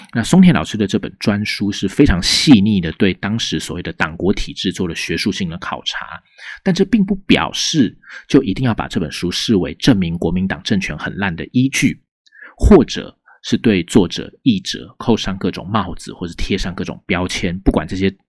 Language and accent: Chinese; Taiwan; 身为台湾人的我们